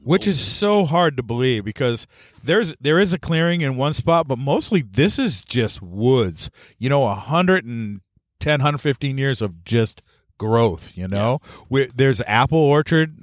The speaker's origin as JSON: {"language": "English", "region": "Maine", "country": "United States", "said": "We're from Maine"}